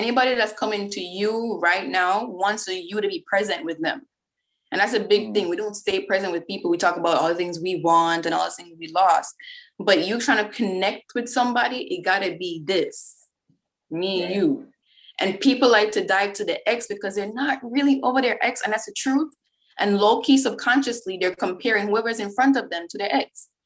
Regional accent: Jamaica; moved away as an adult; I'm from Jamaica

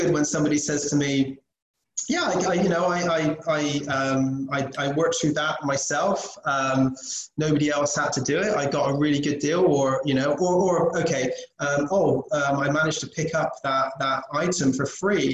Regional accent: England, United Kingdom; moved away; we're English, British.

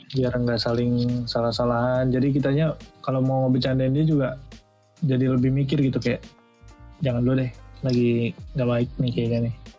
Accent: Java, Indonesia; gue orang Jawa

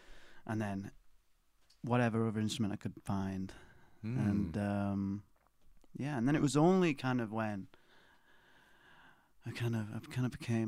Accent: Bolton, North West England, United Kingdom; I'm from Bolton

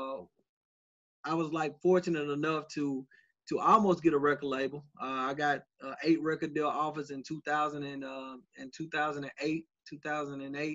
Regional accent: Nashville, Tennessee, United States; I'm born and raised in Nashville.

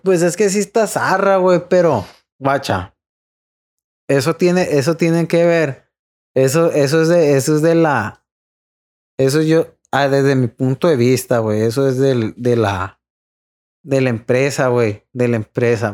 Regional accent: Los Mochis, Sinaloa, Mexico; es de aquí de Mochis, porque nosotros somos de Mochis

